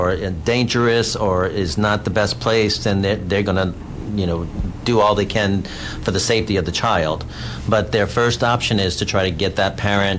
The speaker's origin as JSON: {"language": "English", "town": "New Orleans", "region": "Louisiana", "country": "United States", "moved": "yes", "lives_now": "Texas, United States", "said": "My sister lives here as well. We're from New Orleans"}